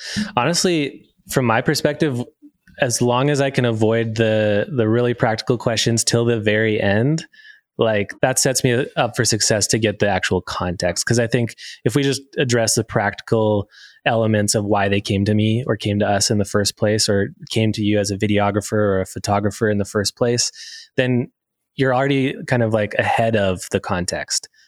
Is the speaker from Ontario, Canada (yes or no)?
yes; Sarnia, Ontario, Canada; now in Alberta, Canada; I'm from Ontario, a little place called Sarnia, Ontario, right are by the border.